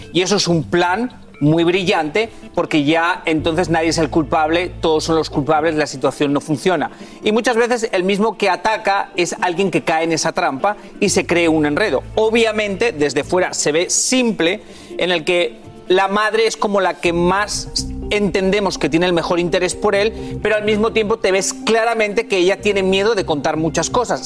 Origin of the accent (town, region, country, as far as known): Spain; born or raised there